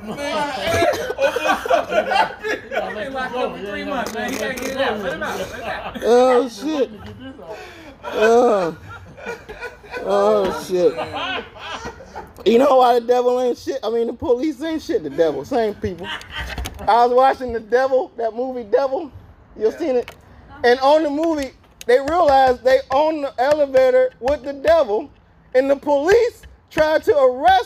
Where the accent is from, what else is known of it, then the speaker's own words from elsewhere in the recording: Cleveland, Ohio, United States; I'm from Cleveland